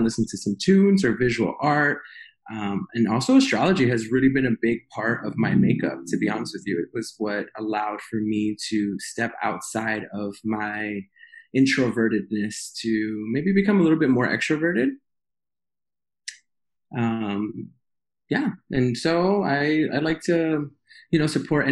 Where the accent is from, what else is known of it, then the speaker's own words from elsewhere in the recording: New York City, New York, United States; moved away as an adult; also born or lived in West Coast; born and raised in Queens